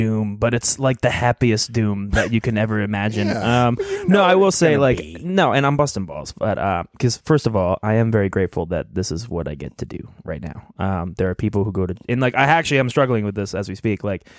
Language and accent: English; Cranston, Rhode Island, United States; Listen, I grew up in the Italian section of Cranston.